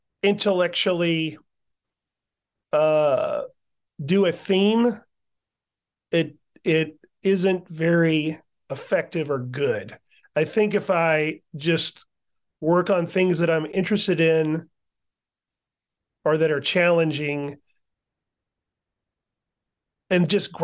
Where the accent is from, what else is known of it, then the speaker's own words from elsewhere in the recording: the South, United States; Yeah, I'm a Southerner, so I have some family from North Carolina and some family from Georgia.